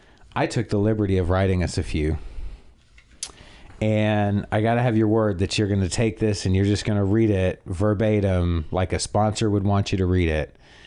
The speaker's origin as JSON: {"language": "English", "country": "Canada", "said": "I have a very nasally voice, and I'm from Canada, and Jesus, I've moved around a lot."}